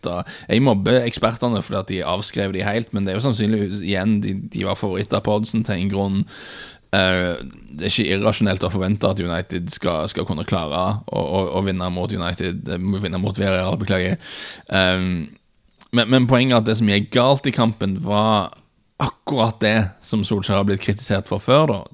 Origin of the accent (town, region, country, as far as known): Norway